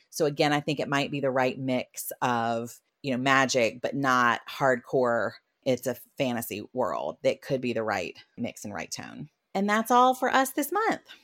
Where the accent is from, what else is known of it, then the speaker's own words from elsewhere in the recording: South Carolina, United States; I am from South Carolina